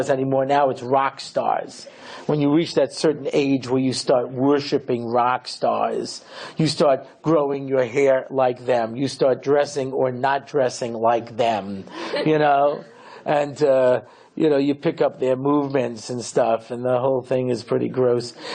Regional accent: New York, United States; I grew up here in New York in the early 1960s

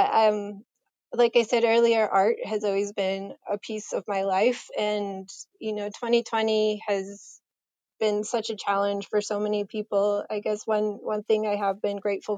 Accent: Colorado, United States; also born or lived in Michigan; now in New Hampshire, United States; I grew up out in Colorado, so I grew up out west. And originally from Michigan

